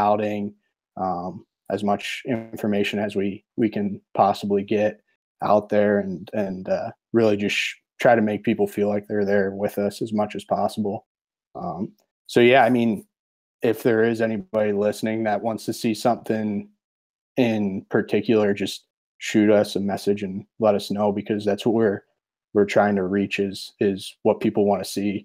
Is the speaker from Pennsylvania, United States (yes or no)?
yes; Pennsylvania, United States; moved away; I grew up back in Pennsylvania